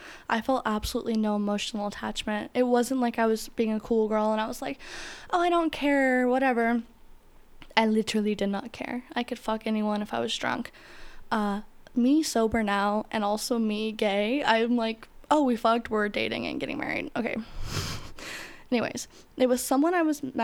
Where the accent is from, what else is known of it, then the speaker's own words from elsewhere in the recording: Florida, United States; I grew up in Florida